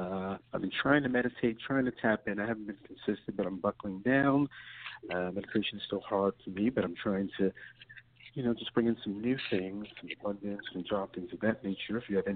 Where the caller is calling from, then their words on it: New York, United States; I'm calling from New York.